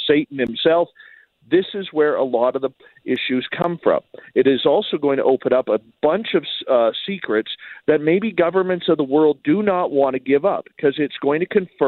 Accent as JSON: {"language": "English", "country": "Canada", "said": "Even being Canadian"}